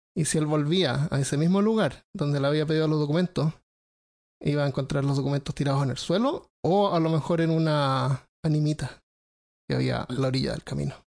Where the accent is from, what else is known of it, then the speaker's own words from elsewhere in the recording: Chile; como somos chilenos